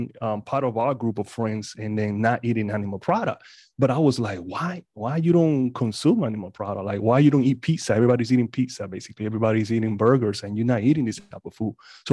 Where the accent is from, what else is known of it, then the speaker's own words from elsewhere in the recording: Panama; moved away; I'm originally from Panama